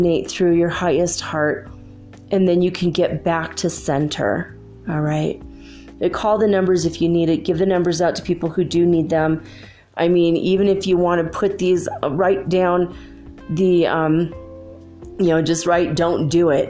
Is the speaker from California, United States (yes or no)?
yes; Paradise, California, United States; my hometown burned to the ground.